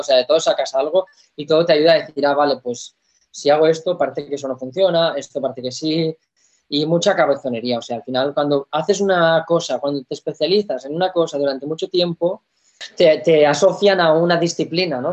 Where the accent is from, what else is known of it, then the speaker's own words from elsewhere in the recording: Spain; en mi país